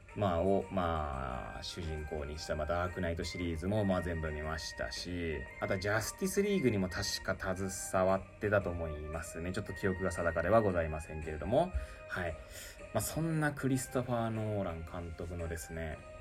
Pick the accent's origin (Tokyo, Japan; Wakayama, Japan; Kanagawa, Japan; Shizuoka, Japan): Tokyo, Japan; Hachioji; moved away as an adult; now in Kamaishi, Japan; 八王子生まれ八王子育ち震災の前の年から釜石で働く